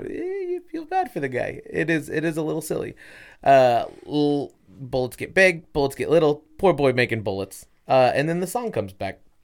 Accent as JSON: {"language": "English", "country": "United States", "said": "I'm American"}